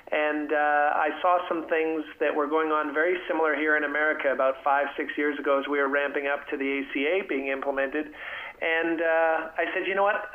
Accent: Canada; moved away as an adult; now in Texas, United States; I'm from Canada originally, a happy Texan these days, and have been down here for uh, 25 years.

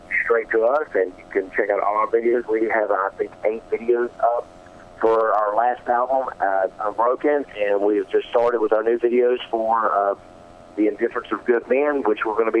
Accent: North Carolina, United States; moved away; I'm from North Carolina originally

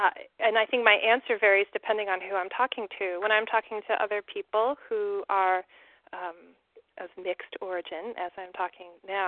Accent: California, United States; now in New York, United States; I grew up in California, and I had a comfortable home and a mom and a dad

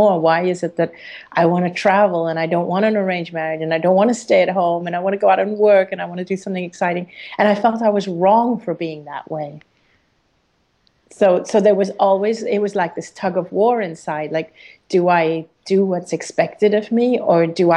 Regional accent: Hong Kong; living in Hong Kong and being an Indian person in a Chinese country, being an Indian person in a British school

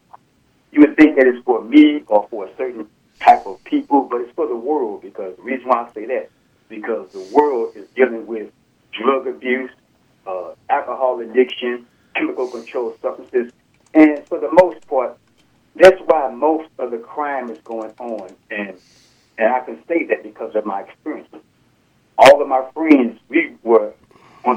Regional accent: United States; Living, born and raised in America

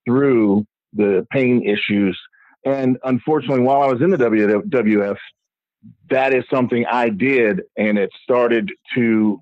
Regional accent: Miami, Florida, United States; I grew up in South Florida

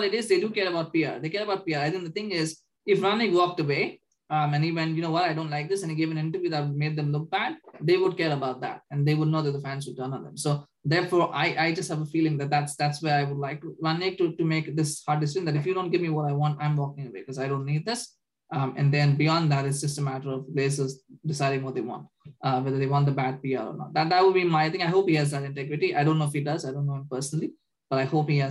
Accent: Canada; we're Canadian

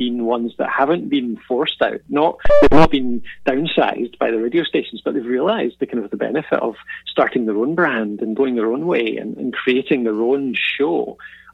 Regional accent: Dundee, Scotland, United Kingdom; accent: Scottish; I'm from Dundee, Scotland, originally.

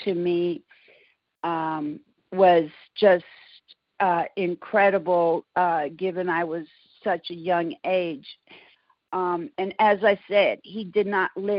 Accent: San Francisco, California, United States; moved away as an adult; now in Houston, United States; I was born and raised in San Francisco, California. I moved to Houston, Texas, close to 20 years ago

